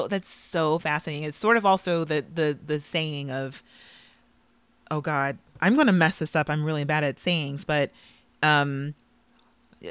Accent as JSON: {"language": "English", "town": "Los Angeles", "region": "California", "country": "United States", "tie": "born or raised there", "said": "Los Angeles, which is also my hometown"}